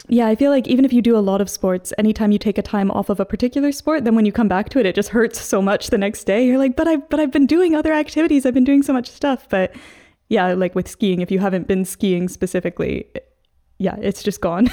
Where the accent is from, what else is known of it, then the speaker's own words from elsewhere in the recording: Seattle, Washington, United States; moved away as an adult; also born or lived in Hong Kong; now in London, United Kingdom; I'm originally from Seattle, so the northwest corner